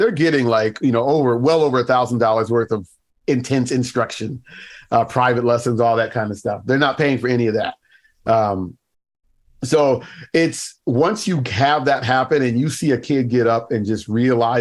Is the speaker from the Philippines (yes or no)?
no; United States; moved away as an adult; also born or lived in Baltimore, Maryland; now in Canada; I live in Canada now, but for a while, I mean, I grew up in the States